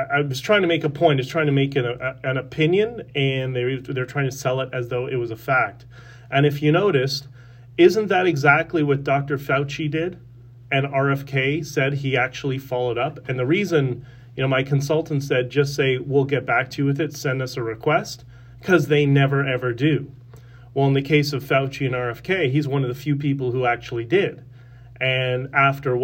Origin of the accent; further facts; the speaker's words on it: Toronto, Ontario, Canada; I grew up in York Mills in the 80s and 90s